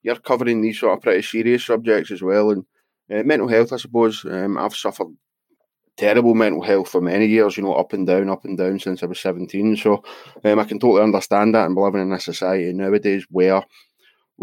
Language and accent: English; Scotland, United Kingdom; I'm from Scotland and I don't like my accent